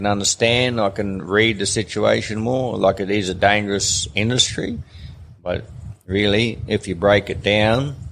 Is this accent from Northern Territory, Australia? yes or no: yes; Swim Creek, Northern Territory, Australia; also born or lived in Mary River, Northern Territory; I think I was 10 years or 11 years old when we come to Swim Creek